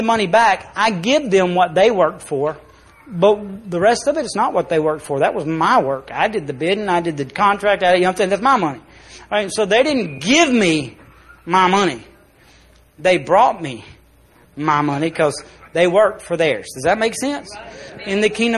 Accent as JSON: {"language": "English", "country": "United States", "said": "As an American"}